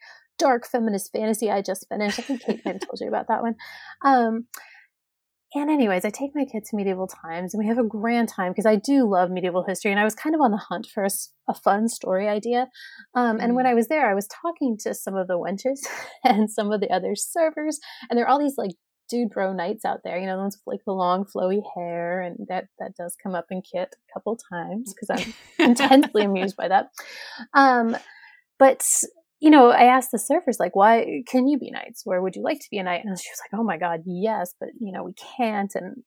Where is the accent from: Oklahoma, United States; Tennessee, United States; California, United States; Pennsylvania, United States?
Tennessee, United States; East; moved away as an adult; also born or lived in Milwaukee, Wisconsin; now in Wisconsin, United States; I grew up in Tennessee, East Tennessee